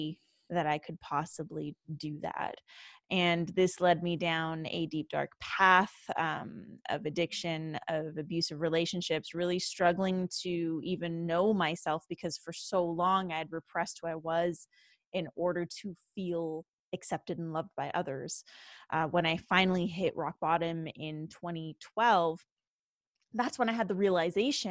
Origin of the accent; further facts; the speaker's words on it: Canada; born and raised in Canada.